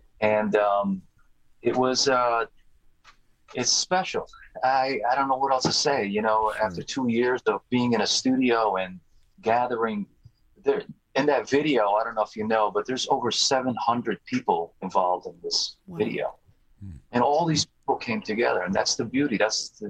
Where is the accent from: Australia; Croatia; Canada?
Croatia; moved away; I was born in Croatia and I speak fluently.